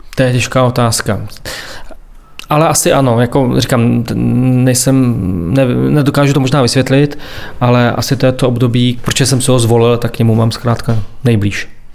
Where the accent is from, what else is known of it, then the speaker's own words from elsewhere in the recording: near Svitavy, Pardubice Region, Czechia; moved away as an adult; also born or lived in Prague; now in Svitavy, Czech Republic; já pocházím z Ostrova Kamene, z vesnice, která je odsud nedaleko, jsem sem chodil na základní i na střední školu